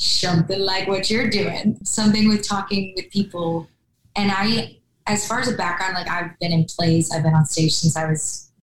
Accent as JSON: {"language": "English", "region": "Wisconsin", "country": "United States", "tie": "born or raised there", "moved": "as an adult", "lives_now": "Nashville, United States", "said": "my home state"}